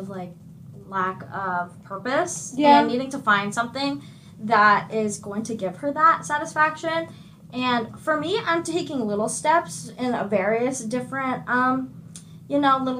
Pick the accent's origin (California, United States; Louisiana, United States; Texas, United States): California, United States; from, like, the Bay.